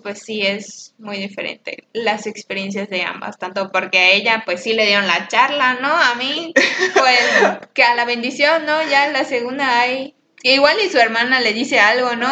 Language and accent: Spanish; Mexico; como mexicanos que somos